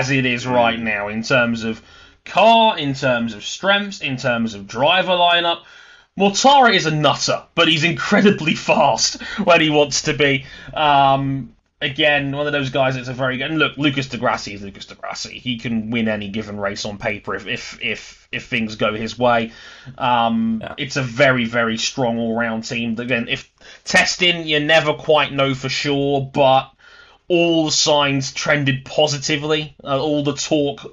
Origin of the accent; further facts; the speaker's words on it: London, United Kingdom; my hometown of London.